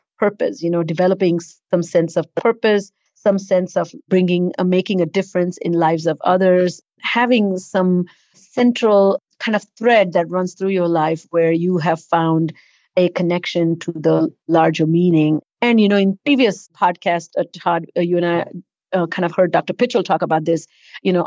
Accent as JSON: {"language": "English", "country": "India", "tie": "born or raised there", "moved": "yes", "said": "not growing up in India"}